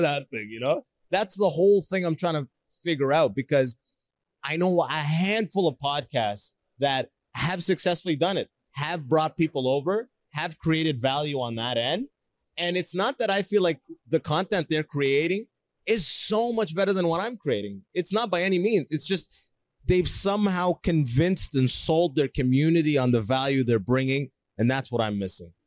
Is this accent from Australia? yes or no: no; Canada; also born or lived in Sudan / Toronto, Canada; I moved to Canada when I was six